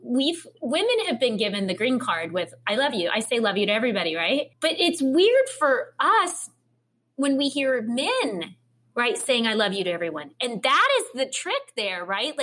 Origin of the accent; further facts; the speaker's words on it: Midwest, United States; I'm from the Midwest